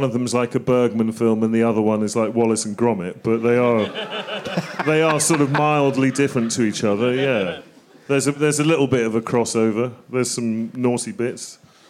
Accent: England, United Kingdom; as an Englishman

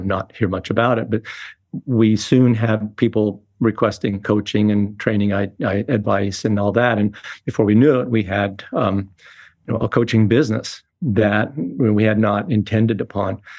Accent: Boulder, Colorado, United States; I've been growing up in Boulder, Colorado in the sixties.

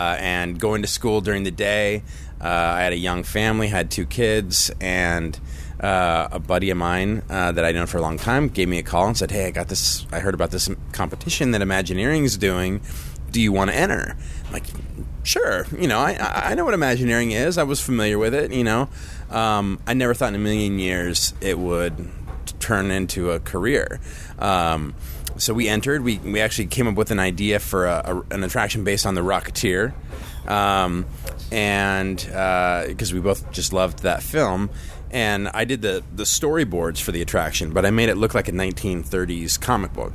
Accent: Southern California, United States; I grew up in Southern California

